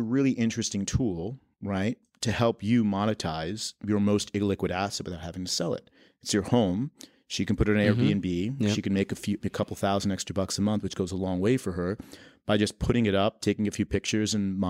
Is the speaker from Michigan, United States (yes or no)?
no; New York City, New York, United States; I'm from Queens.